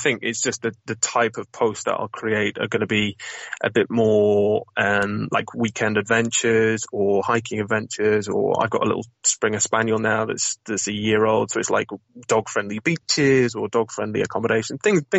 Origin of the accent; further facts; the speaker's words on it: North West England, United Kingdom; And the bagging part is a little nod to my northern roots. So I'm from Lancashire originally, although I definitely don't sound it.